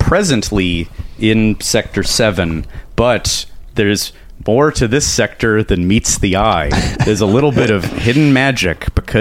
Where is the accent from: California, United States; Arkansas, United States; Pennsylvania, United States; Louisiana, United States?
California, United States; Los Angeles; they moved it all to Woodland Hills, to my hometown